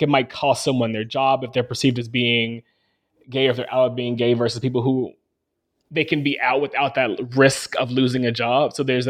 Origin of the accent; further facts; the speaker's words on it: Arkansas, United States; growing up in Arkansas and seeing Confederate flags pretty regularly, especially on people's cars